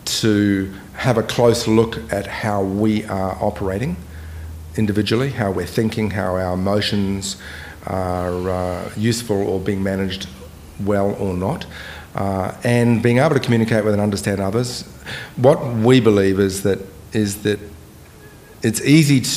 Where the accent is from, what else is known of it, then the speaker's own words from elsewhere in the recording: Bay of Plenty, New Zealand; I grew up in New Zealand